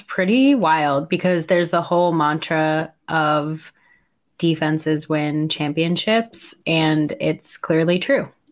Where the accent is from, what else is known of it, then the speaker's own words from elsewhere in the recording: New York, United States; as a New Yorker